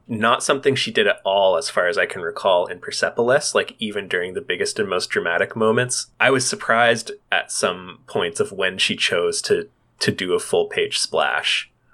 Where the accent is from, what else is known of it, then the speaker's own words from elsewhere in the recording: Canada; as Canadians